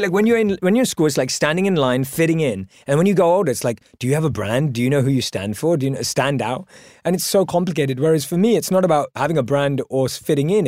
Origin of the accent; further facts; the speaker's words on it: London, United Kingdom; Born and raised in London